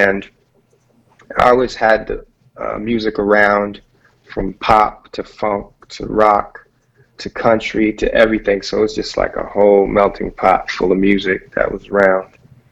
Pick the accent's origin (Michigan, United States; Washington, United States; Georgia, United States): Michigan, United States; moved away as an adult; also born or lived in California; I'm originally from Michigan, and then I moved to California and in pursuit of a career in music.